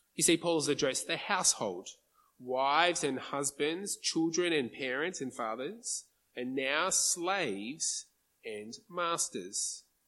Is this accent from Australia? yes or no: yes; Australia; as an Aussie